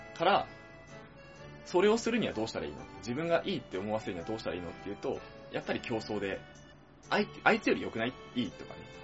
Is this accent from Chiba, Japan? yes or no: yes; Chiba, Japan; 俺たち千葉県民が